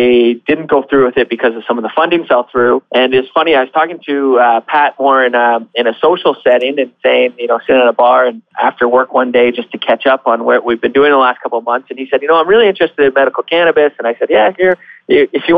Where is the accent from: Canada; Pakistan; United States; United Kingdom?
Canada; Barrie, Ontario; I grew up in Barrie, moved away for a short time, but quickly came back to where my roots are.